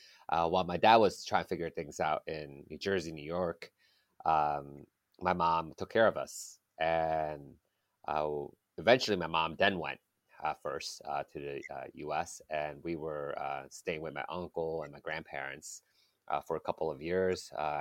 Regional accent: Kota Kinabalu, Sabah, Malaysia; also born or lived in Kuala Lumpur; So I was born in Kuala Lumpur, Malaysia.

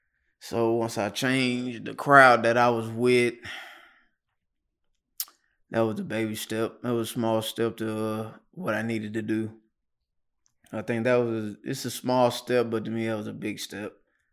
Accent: Knoxville, Tennessee, United States; Yeah, right here in Knoxville.

